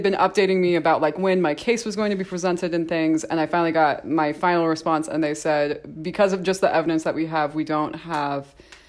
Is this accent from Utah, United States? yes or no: yes; St. George, Utah, United States; born there; also born or lived in Texas / Idaho; this is actually my return to Utah because I was born in St. George.